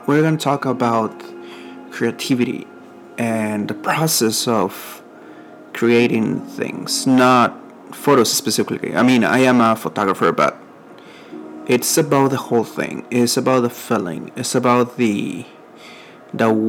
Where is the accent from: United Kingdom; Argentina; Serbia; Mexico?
Mexico; accent: Mexican; first language Spanish; English is a second language; now in San Antonio, United States; I'm from Mexico, and I live here in San Antonio, Texas.